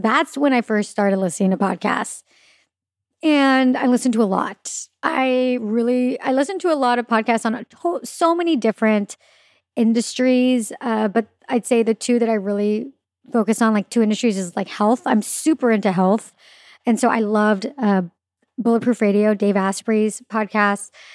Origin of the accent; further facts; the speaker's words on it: Claremont, California, United States; also born or lived in Orange County, California / Los Angeles, California; grew up actually in a city called Claremont, which is not in Orange County.